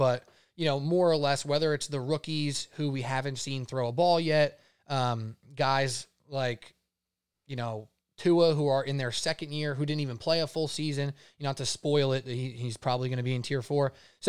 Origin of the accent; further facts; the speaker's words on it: Staten Island, New York, United States; though I'm from Staten Island, I don't have a very distinct Staten Island flavor.